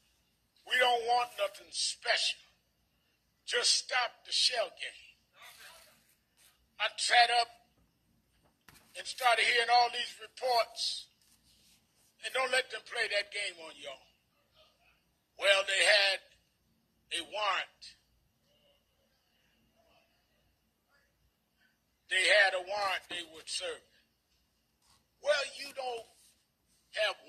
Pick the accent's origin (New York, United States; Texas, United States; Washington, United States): New York, United States; being that I'm from New York